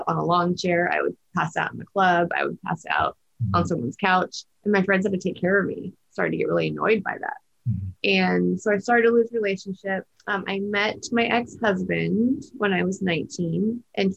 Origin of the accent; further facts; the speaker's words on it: Huntington Beach, California, United States; I grew up in Orange County, Huntington Beach, in Newport Beach